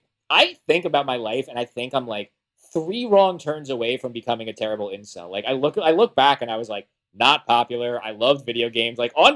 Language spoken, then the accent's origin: English; New Jersey, United States; I'm from New Jersey, so I grew up like idolizing Kevin Smith, loving Clerks. I was like 14 or 15.